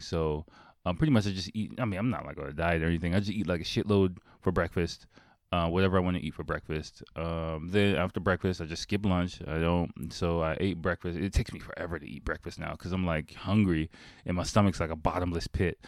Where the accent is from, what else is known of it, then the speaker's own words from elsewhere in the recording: Washington, District of Columbia, United States; moved away as an adult; also born or lived in Delaware; now in Japan; I was born and raised in Washington, D C, Northeast Washington, D C